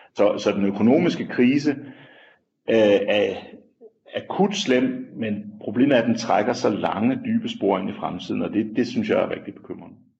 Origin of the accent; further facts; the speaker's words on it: Denmark; moved away as an adult; now in South Africa; hjemme i Danmark